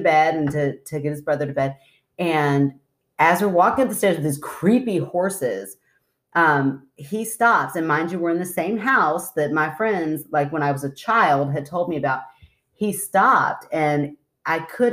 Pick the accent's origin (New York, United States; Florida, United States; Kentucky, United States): Kentucky, United States; Goshen; we grew up in Goshen, Kentucky, and right down the street is Old Sligo Road